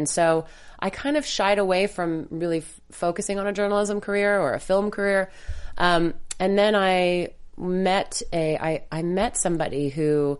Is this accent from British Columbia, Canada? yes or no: no; Montreal, Quebec, Canada; I'm Canadian. I'm from Montreal.